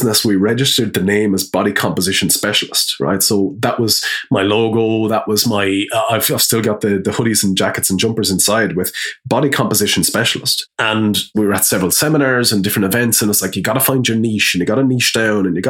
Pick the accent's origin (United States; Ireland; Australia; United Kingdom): Ireland; Wexford, Leinster; moved away as an adult; also born or lived in Dublin; we're from Wexford